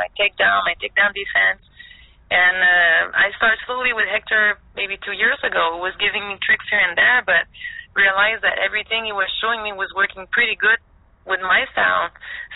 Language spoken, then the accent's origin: English; Montreal, Quebec, Canada; moved away as an adult; now in Florida, United States; I'm from Montreal